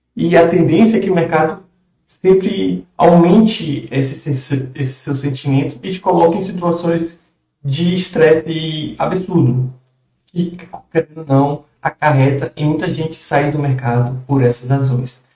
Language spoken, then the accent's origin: Portuguese; Brazil; nós, como brasileiros